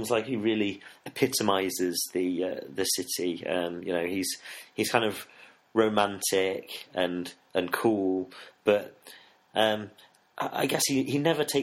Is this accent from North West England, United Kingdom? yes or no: no; Nottingham, East Midlands, United Kingdom; also born or lived in Sheffield; Yeah, yeah, I grew up in Nottingham.